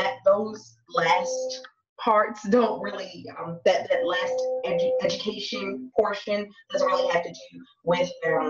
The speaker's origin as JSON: {"language": "English", "town": "Baltimore", "region": "Maryland", "country": "United States", "tie": "born or raised there", "said": "I was born and raised in Baltimore, Maryland"}